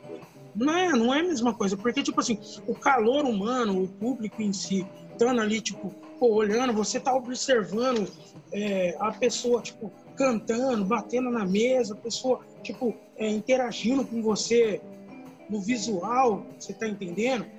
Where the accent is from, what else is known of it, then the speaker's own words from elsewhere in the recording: Campinas, São Paulo, Brazil; nós somos de Campina